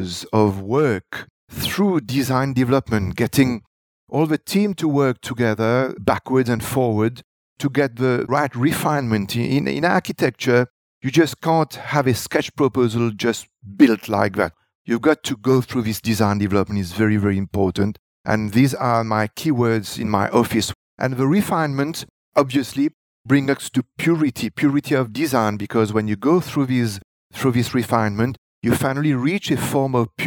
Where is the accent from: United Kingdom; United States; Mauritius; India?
Mauritius; Grand Baie, Rivière du Rempart; I am someone from Grand Baie.